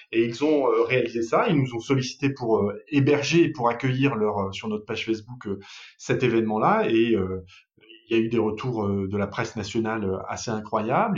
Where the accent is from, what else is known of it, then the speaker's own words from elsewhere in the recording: Paris, Île-de-France, France; moved away as an adult; now in Lille, France; je suis pas un Lillois, je suis parisien d'origine